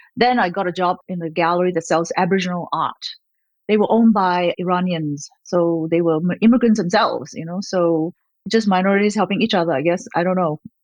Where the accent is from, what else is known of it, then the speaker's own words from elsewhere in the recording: Malaysia; also born or lived in Australia; now in United States; I was born in Malaysia, a country near Singapore in Southeast Asia